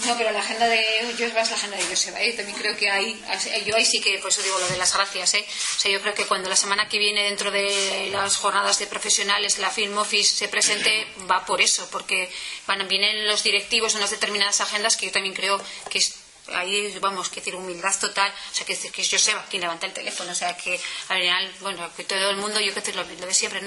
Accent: Vitoria-Gasteiz, Basque Country, Spain; las personas que somos de Victoria

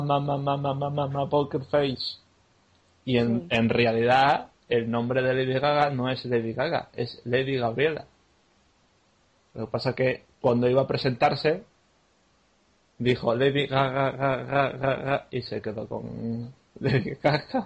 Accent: Málaga, Andalusia, Spain; En mi carnet pone que soy de Málaga

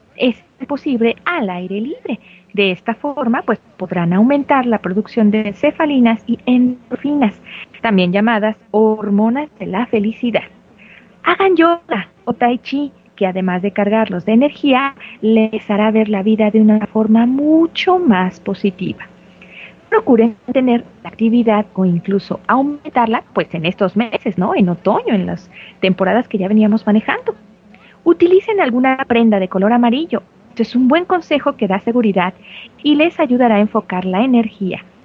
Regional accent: Mexico; como mexicanos que somos una familia mueganito

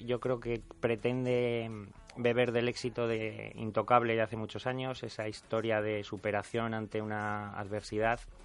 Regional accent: Aragon, Spain; accent: maño; tengo un acento muy maño

